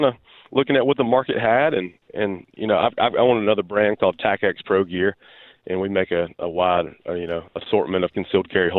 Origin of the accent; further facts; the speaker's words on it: Houston, Georgia, United States; accent: southern; I'm from Houston, Georgia